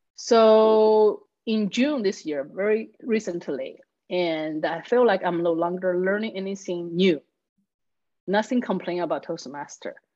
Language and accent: English; Chengdu, Sichuan, China; first language Chinese; English is a second language; moved away as an adult; now in Texas, United States; I live in the capital city of Sichuan called Chengdu